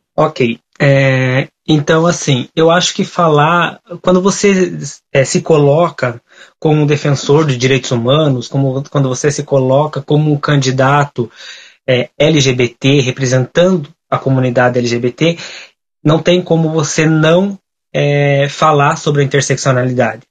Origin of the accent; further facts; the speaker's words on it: General Carneiro, Paraná, Brazil; eu sou natural do município de General Carneiro, é uma, um município no extremo sul do estado do Paraná